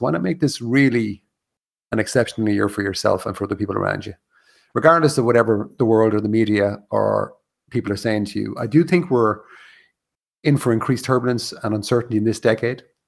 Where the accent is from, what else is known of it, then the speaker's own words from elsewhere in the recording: Ireland; in Ireland, and being Irish, and being raised a Catholic